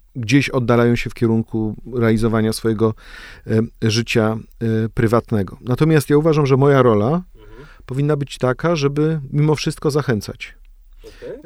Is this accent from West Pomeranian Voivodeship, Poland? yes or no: yes; Gryfice, West Pomeranian Voivodeship, Poland; moved away; ja pochodzę z Gryfic